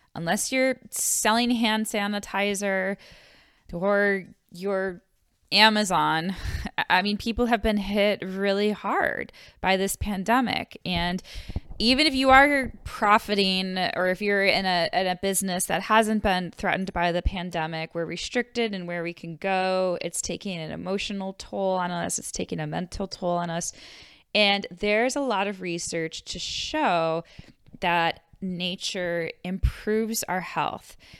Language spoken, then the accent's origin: English; Buffalo, New York, United States; moved away; I am from Buffalo, New York, so, uh, we did go outside, but winters were very long in Buffalo